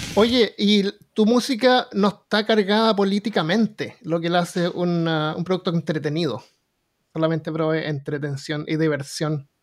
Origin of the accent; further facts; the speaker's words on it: Chile; now in Alabama, United States; soy chileno